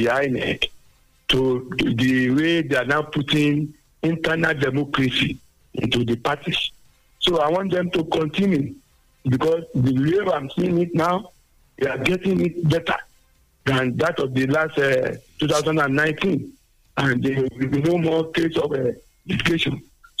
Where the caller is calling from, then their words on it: Nigeria; I'm calling from Miracle in Nedomore.